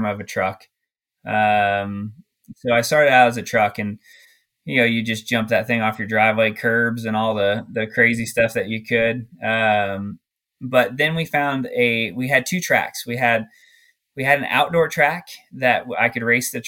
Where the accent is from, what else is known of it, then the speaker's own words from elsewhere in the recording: Glendale, Arizona, United States; growing up in Glendale, Arizona